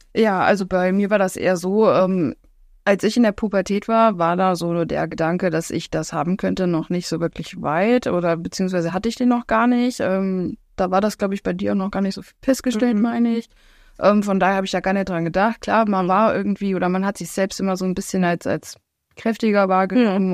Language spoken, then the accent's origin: German; Alsfeld, Hesse, Germany; ich komme aus Alsfeld